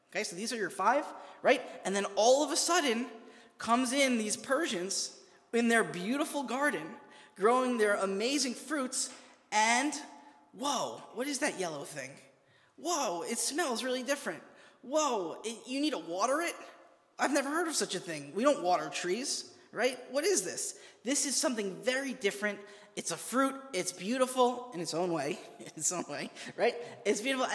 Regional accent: New York, United States; I'm from New York

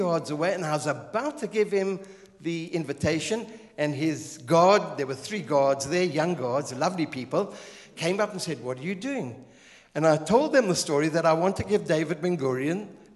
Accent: Zimbabwe; moved away as an adult; also born or lived in Israel; I'm Southern African from Zimbabwe, Rhodesia

